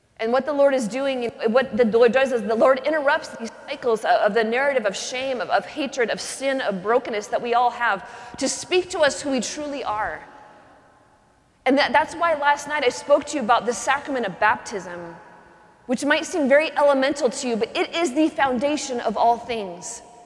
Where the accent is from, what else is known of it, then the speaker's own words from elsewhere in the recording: Pacific Northwest, United States; I grew up in the Pacific Northwest